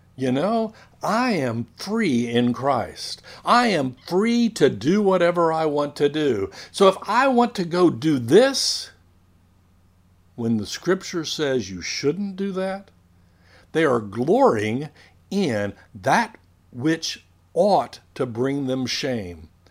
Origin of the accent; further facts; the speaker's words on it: United States; I am a citizen of the United States